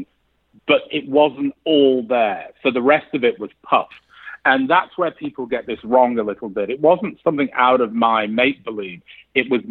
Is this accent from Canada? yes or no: no; England, United Kingdom; now in United States; I grew up in England